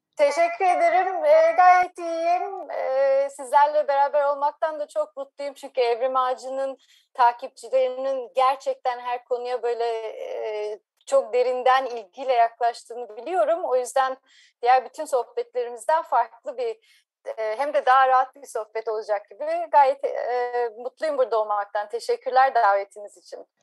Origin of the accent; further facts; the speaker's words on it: Ankara, Turkey; moved away as an adult; also born or lived in Izmir / Cambridge, Massachusetts, United States; 1981 Ankara doğumluyum.